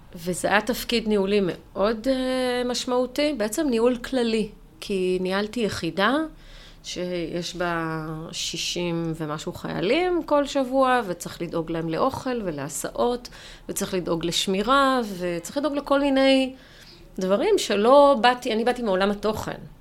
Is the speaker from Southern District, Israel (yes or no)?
no; Jerusalem, Jerusalem District, Israel; אני בסוף ירושלמית, גדלתי בירושלים